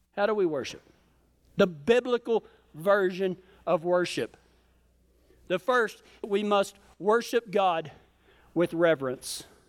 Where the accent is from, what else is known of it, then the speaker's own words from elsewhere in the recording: Colorado, United States; we're from Colorado